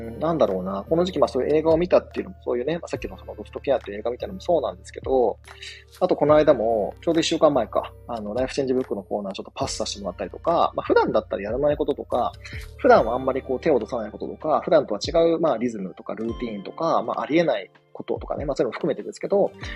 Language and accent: Japanese; Shikoku, Japan; 僕と同じね、四国出身